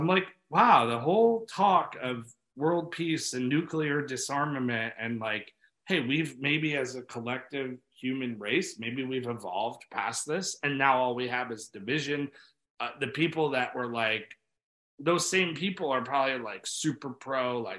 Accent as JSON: {"language": "English", "town": "New York City", "region": "New York", "country": "United States", "tie": "born there", "said": "I was born, my dad's got into yoga before I was born in New York City, was teaching it."}